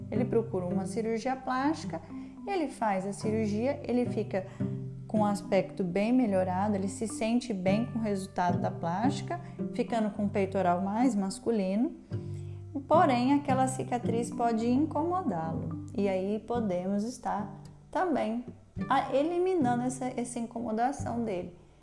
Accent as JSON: {"language": "Portuguese", "region": "interior of São Paulo state", "country": "Brazil", "moved": "yes", "lives_now": "Goiânia, Brazil", "said": "Eu sou paulista do interior de São Paulo, mas eu estou em Goiânia"}